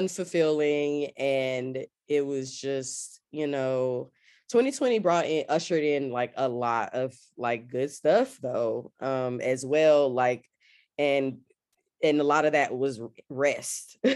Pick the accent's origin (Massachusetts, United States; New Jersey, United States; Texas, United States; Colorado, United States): Texas, United States; Austin; moved away as an adult; also born or lived in Washington, D.C. / Atlanta; I'm from Austin, Texas, born and raised.